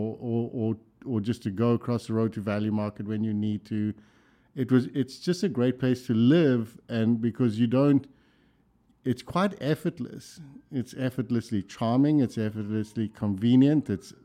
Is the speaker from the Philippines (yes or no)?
no; South Africa; accent: South African; also born or lived in Sweden / London / Minneapolis; now in Louisville, United States; my accent is South African